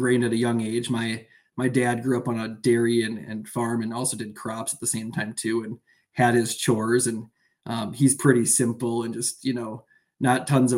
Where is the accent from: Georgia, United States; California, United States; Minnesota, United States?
Minnesota, United States; Austin; I grew up outside of Austin, Minnesota, which is the host of Hormel Foods, a Fortune 500 company.